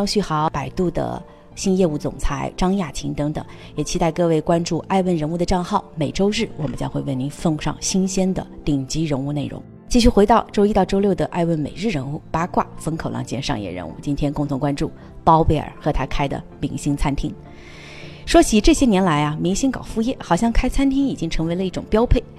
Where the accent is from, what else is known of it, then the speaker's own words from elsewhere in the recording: Harbin, Heilongjiang, China; 是因为我决定把我喜欢吃的火锅带回到我的家乡哈尔滨。